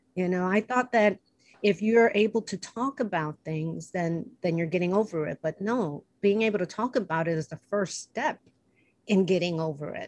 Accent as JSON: {"language": "English", "town": "Chicago", "region": "Illinois", "country": "United States", "moved": "yes", "lives_now": "Los Angeles, United States", "said": "I'm from Chicago, where humidity is like a hundred percent"}